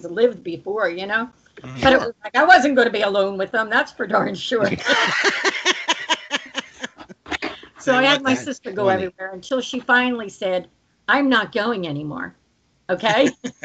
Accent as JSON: {"language": "English", "town": "Runnemede", "region": "New Jersey", "country": "United States", "tie": "born or raised there", "said": "I grew up in Runnymede"}